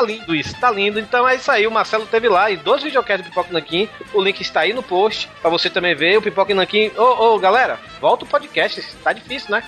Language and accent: Portuguese; Bahia, Brazil; como bom baiano